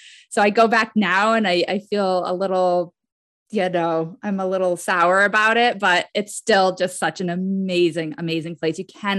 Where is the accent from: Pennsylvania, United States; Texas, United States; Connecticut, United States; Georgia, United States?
Connecticut, United States; now in Las Vegas, United States; Yeah, I grew up on the East Coast. I'm from Connecticut originally